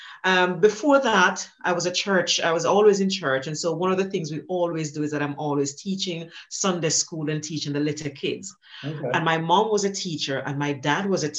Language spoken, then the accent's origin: English; Jamaica; I grew up in Jamaica, as you can tell from the accent, and I grew up very poor in Jamaica.